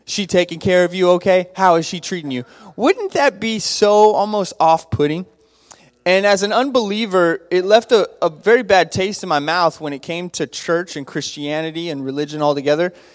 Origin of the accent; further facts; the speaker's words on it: Abilene, Texas, United States; I grew up in Abilene, Texas